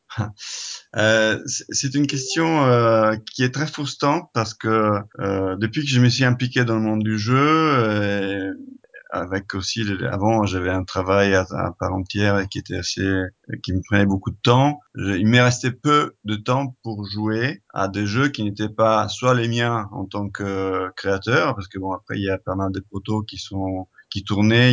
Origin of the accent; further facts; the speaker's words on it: Italy; French is a second language; moved away as an adult; now in France; Je suis italien